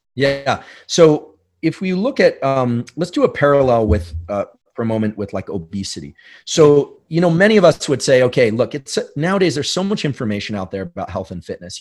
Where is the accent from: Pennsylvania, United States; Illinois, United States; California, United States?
California, United States; San Francisco; growing up in New Zealand or in, you know, South Bay, San Francisco, for me